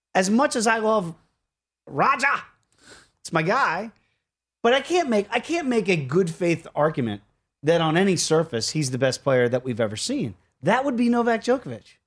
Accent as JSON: {"language": "English", "country": "United States", "said": "as American kids"}